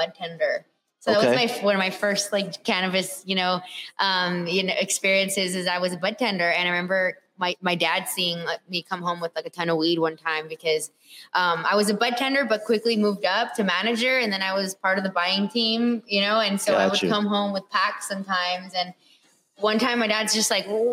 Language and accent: English; Whittier, California, United States; also born or lived in Los Angeles, United States; I was born here and then I grew up in Whittier